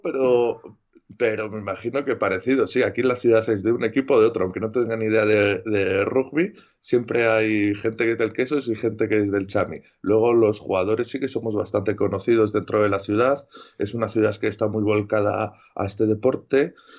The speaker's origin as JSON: {"language": "Spanish", "town": "Valladolid", "region": "Castile and León", "country": "Spain", "tie": "born or raised there", "also_born_or_lived": "Medina de Rioseco", "said": "yo soy de Valladolid, pero soy de un pueblo de, unos 40 mm, kilómetros de Valladolid, se llama Medina de Río Seco, y yo me, yo me crié ahí hasta los 12 años"}